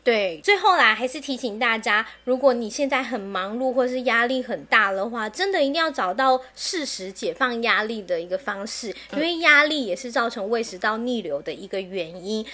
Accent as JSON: {"language": "Chinese", "country": "Taiwan", "said": "因为我们台湾人真的太爱吃宵夜了"}